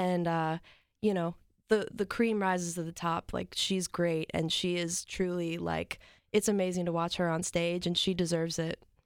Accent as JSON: {"language": "English", "town": "New Lenox", "region": "Illinois", "country": "United States", "moved": "yes", "lives_now": "Nashville, United States", "said": "I'm from New Lenox, Illinois"}